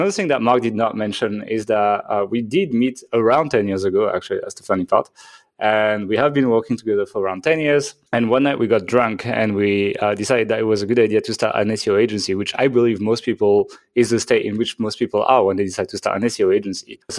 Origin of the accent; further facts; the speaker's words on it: France; accent: French; English is a second language; moved away as an adult; I'm from France, actually. So if you're like, what the hell is that accent? That is a French accent, uh, but I haven't lived in France for a long time. I moved out when I was around like 22 or something